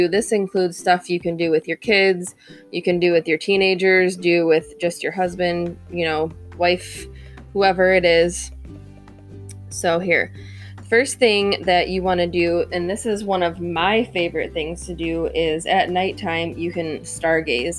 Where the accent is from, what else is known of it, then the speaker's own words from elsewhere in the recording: Michigan, United States; I'm from Michigan.